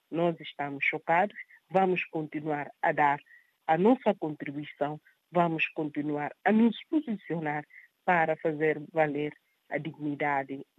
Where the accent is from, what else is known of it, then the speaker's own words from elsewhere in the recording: Guinea-Bissau; Não me podia sentir como guineense, como cidadã guineense